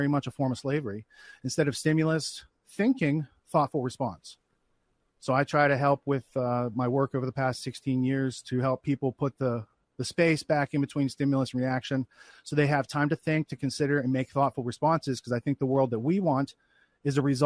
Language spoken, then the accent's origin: English; Western Pennsylvania, United States; moved away; I grew up in Western Pennsylvania. So, like in the woods, it was pretty rural